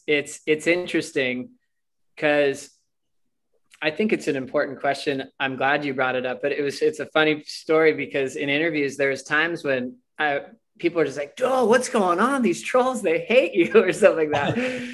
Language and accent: English; United States; I'm American.